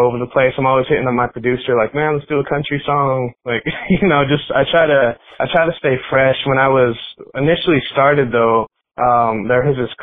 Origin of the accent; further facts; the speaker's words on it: Denver, Colorado, United States; I grew up in Colorado. I've been here before it was cool to be here. I just been here my whole life